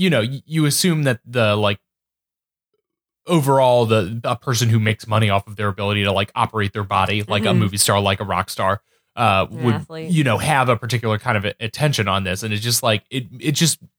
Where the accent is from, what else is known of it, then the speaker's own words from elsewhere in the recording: New England, United States; I'm from New England.